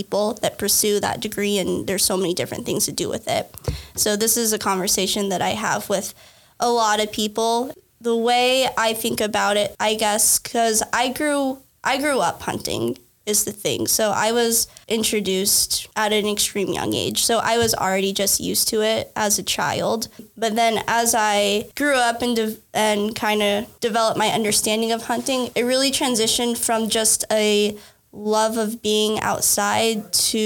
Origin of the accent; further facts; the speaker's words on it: Lincoln, Nebraska, United States; I am from Nebraska originally. I grew up here in Lincoln